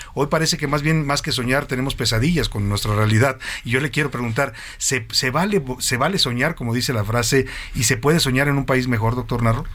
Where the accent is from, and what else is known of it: Mexico